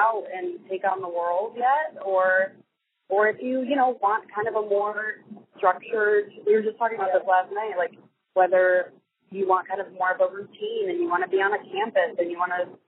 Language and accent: English; Bay Village, Ohio, United States; moved away as an adult; also born or lived in Los Angeles; I was born and raised in a little city called Bay Village right outside of Cleveland, Ohio